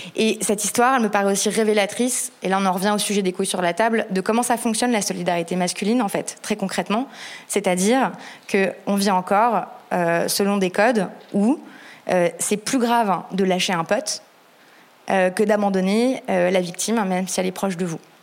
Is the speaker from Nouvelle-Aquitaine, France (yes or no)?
no; Paris, Île-de-France, France; je suis parisienne